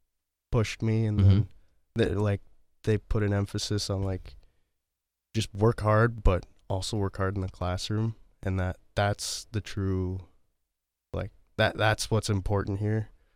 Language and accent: English; Fargo, North Dakota, United States; born there; I was not. I was born in Fargo, North Dakota.